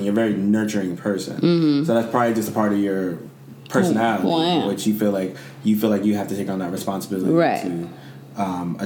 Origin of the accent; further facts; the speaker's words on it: Jamaica; I'm Jamaican